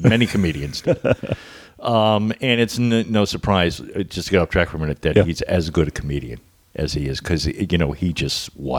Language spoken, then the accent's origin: English; Miami, Florida, United States; moved away as an adult; also born or lived in New York; now in California, United States; I was raised in Miami